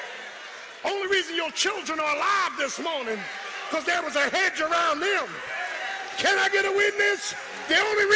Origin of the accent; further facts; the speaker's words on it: Philadelphia, Pennsylvania, United States; I'm from South Philly. We ain't play that there